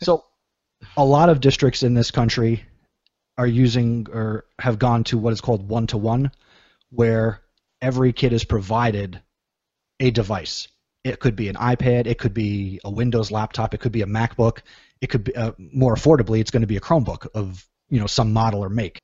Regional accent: New Jersey, United States; I'm from New Jersey

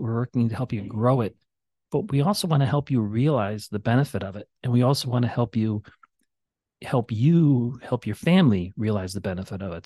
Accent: Chicago, Illinois, United States; now in Valparaiso, United States; I grew up in Chicago playing in alleys

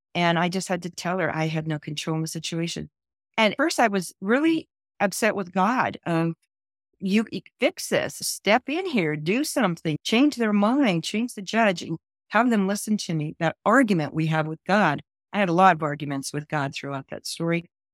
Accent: California, United States; I was born and raised in California

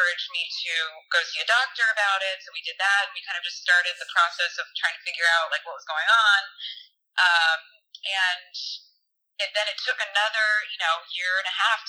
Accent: Connecticut, United States; growing up in Connecticut, going to Nantucket, my parents live in Rhode Island

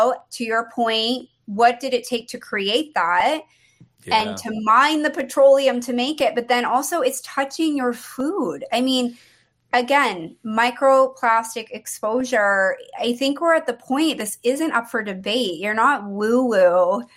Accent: New England, United States; moved away; I grew up in New England, so all my friends in Maine

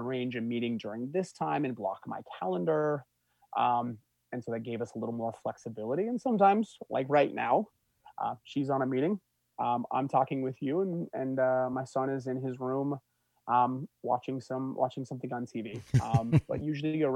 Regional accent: Bozeman, Montana, United States; moved away; I grew up in Montana, so going back to Bozeman, Montana

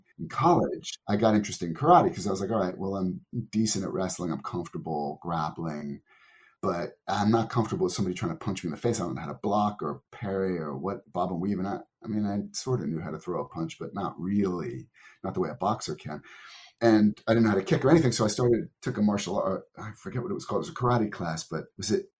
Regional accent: New Jersey, United States; moved away as an adult; also born or lived in Tokyo, Japan; growing up in New Jersey

